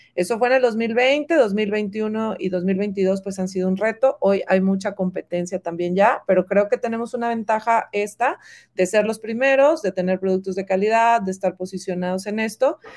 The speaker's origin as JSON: {"language": "Spanish", "town": "Monterrey", "region": "Nuevo León", "country": "Mexico", "moved": "as an adult", "lives_now": "Guadalajara, Mexico", "said": "yo soy regia, yo soy de Monterrey y me trae Atlética a Guadalajara, ya tengo 13 años en esta hermosa ciudad"}